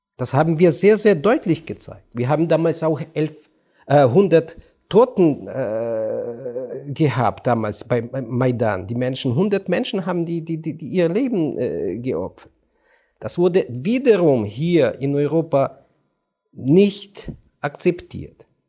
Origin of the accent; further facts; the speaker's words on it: Ukraine; German is a second language; ich als Ukrainer